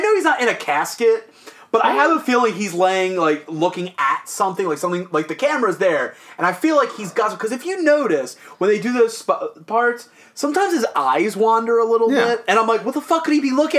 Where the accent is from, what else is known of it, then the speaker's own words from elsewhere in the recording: Maryland, United States; I'm from Maryland.